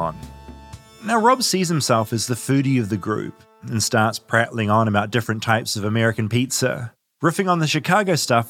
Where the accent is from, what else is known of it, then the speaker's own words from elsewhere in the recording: New Zealand; moved away as an adult; now in United States; I'm from New Zealand, tiny New Zealand.